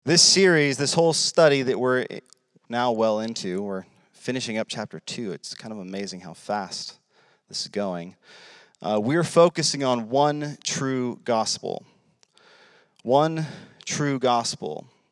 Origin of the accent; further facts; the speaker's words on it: United States; I'm an American. This is America